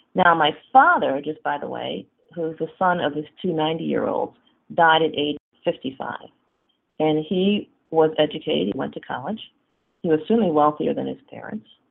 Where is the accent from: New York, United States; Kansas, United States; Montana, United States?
New York, United States; Syracuse; I'm from Syracuse, New York